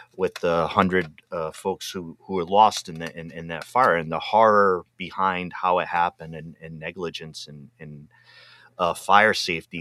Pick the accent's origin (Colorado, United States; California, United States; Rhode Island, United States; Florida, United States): Rhode Island, United States; Pawtucket; moved away; also born or lived in Massachusetts; I'm originally from Pawtucket, Rhode Island